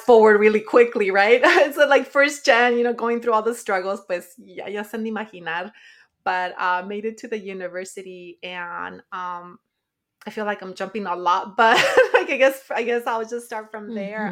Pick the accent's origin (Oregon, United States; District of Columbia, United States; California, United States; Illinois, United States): California, United States; Watsonville; also born or lived in Nayarit, Mexico / Monterey County, California; I was born in the Sierra Madre in the state of Nayarit, Mexico, and raised in Watsonville, California